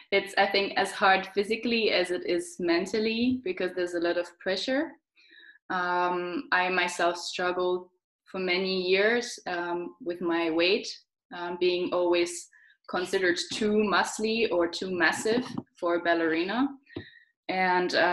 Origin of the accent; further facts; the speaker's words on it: Switzerland; also born or lived in London / Austria; now in Germany; Um, I come from Switzerland.